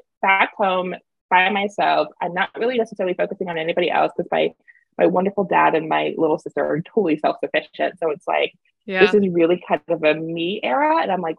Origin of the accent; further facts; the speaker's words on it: East Coast, United States; moved away as an adult; we have seasons here over on the East Coast